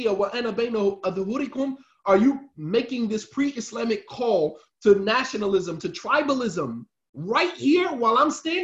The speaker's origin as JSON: {"language": "English", "country": "United States", "said": "us as African Americans"}